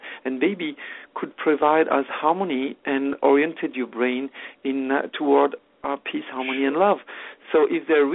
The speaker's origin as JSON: {"language": "English", "country": "France", "second_language": "English", "moved": "as an adult", "lives_now": "Canada", "said": "I'm French originally, no longer now, I'm become Canadian"}